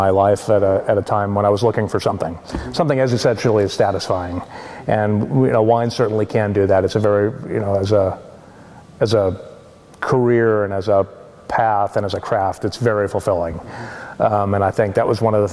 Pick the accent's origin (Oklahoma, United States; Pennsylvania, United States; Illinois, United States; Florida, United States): Florida, United States; moved away as an adult; also born or lived in Washington / New Zealand; now in Oregon, United States; I grew up in Florida and studied geology there.